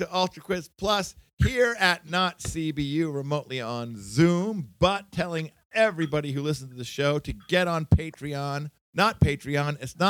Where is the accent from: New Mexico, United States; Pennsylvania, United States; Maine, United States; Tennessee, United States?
Maine, United States; Searsport; I'm from Searsport